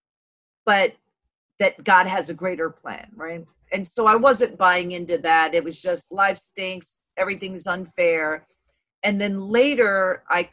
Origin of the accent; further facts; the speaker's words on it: New York City, New York, United States; born and raised in Brooklyn, New York